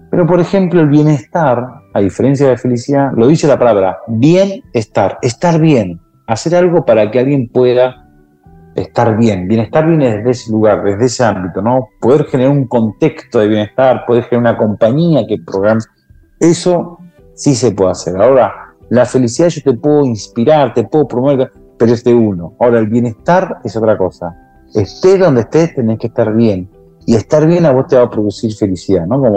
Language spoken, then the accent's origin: Spanish; San Juan, Argentina; now in Buenos Aires, Argentina; vengo de una familia de escasos recursos económicos, de una pobreza económica, y nos mudamos de San Juan a Buenos Aires a buscar lo que la mayoría de los argentinos en el interior del país vienen a las ciudades